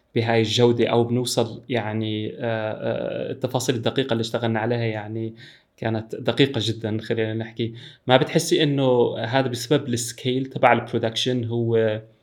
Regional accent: Syria; انا انا سوري

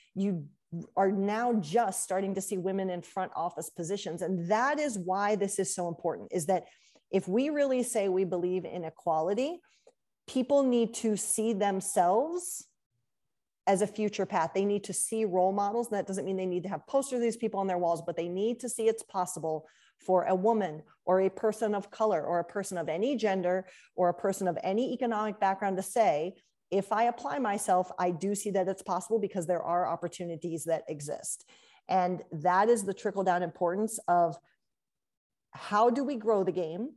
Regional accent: Columbus, Ohio, United States; I grew up in Columbus

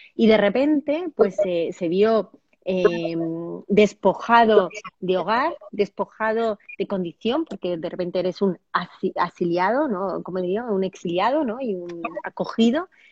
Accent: Andalusia, Spain; yo soy andaluza

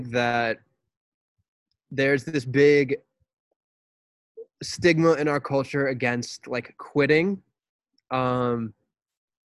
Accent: United States; as American people

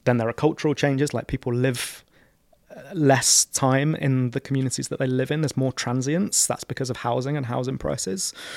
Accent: London, United Kingdom; I was born and raised in Camden Town

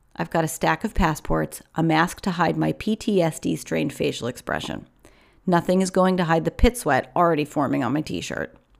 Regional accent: New York, United States; New Yorkers that we are

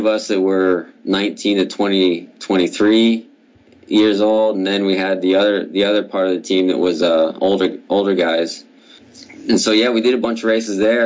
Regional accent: United States; two of us Americans

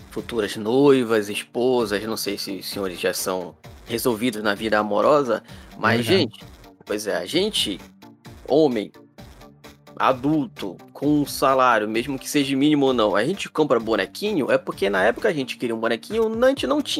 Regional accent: Pará, Brazil; A gente, nós somos parentes indígenas, eu sou aqui do Pará.

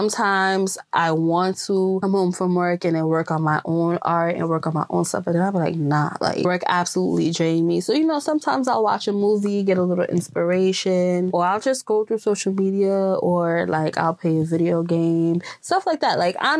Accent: Jamaica; growing up in Jamaica, growing up in a Jamaica household

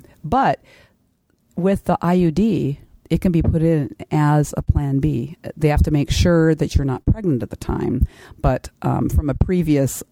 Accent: Kodiak, Alaska, United States; I do the family planning clinic in my hometown of Kodiak

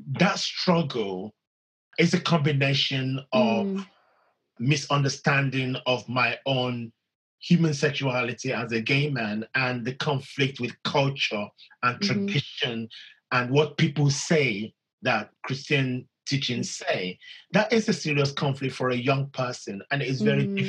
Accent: Nigeria; when you grow up in a society that is vast and diverse as the Nigerian culture

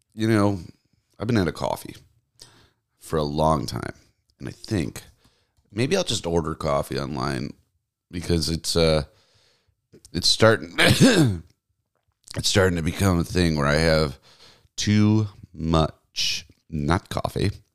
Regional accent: the South, United States; moved away; I grew up in the South. We didn't get snow.

